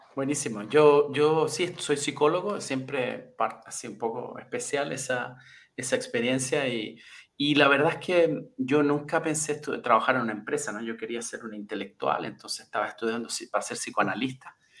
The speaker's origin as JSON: {"language": "Spanish", "country": "Chile", "also_born_or_lived": "Brazil", "moved": "as an adult", "said": "acabé volviendo a Chile después de muchos años"}